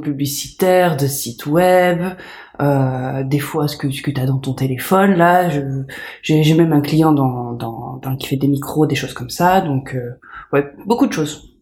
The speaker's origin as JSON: {"language": "French", "country": "France", "also_born_or_lived": "Canada / United States", "moved": "yes", "said": "je me sens française, je suis française, je suis née française."}